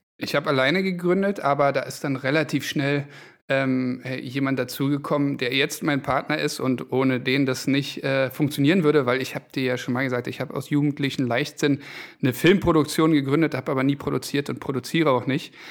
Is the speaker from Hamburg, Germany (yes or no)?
no; Berlin, Germany; also born or lived in Düsseldorf; Ich bin Berliner, habe aber in Düsseldorf studiert BWL